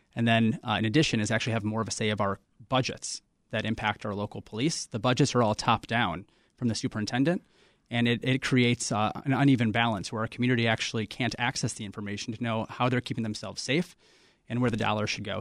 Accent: Chicago, Illinois, United States; I'm born and raised in Chicago, like so many generations of my family before me

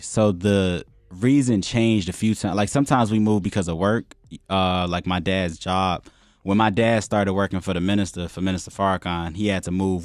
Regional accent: Chicago, Illinois, United States; moved away; also born or lived in Tinley Park / Florida; I'm a Muslim, born and raised in Chicago, moved around, like, twenty times in my life

